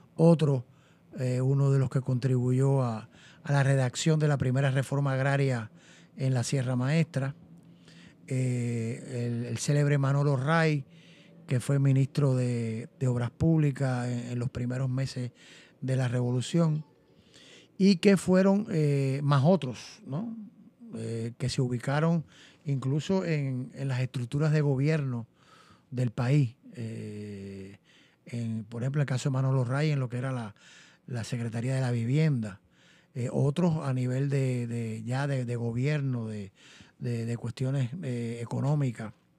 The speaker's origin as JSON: {"language": "Spanish", "town": "Nuevitas", "region": "Camagüey", "country": "Cuba", "tie": "born or raised there", "also_born_or_lived": "Gainesville, Florida", "moved": "yes", "lives_now": "Puerto Rico", "said": "nací en el año de 1949, hace ya unos 72 años eh, en un pueblito que se llama Nuevita, de la provincia de Camagüey"}